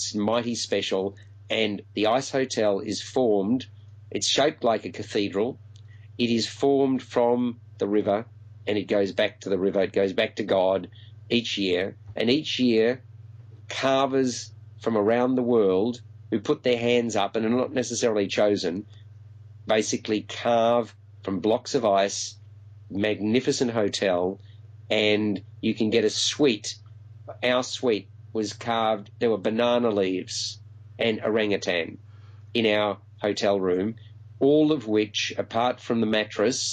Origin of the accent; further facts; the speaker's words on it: Melbourne, Victoria, Australia; my hometown of Melbourne